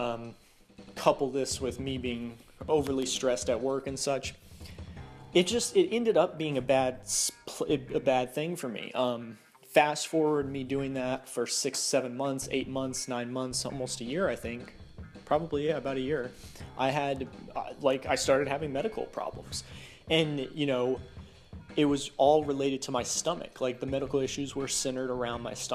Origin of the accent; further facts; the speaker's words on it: the South, United States; growing up in the South